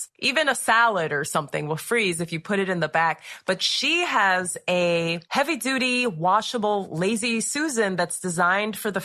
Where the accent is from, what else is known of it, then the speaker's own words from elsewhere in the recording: Ohio, United States; now in Florida, United States; I'm from Ohio, and now I live in Florida.